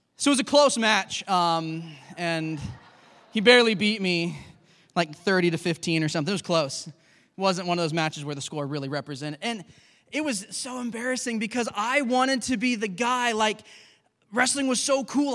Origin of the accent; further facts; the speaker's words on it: United States; we grew up in America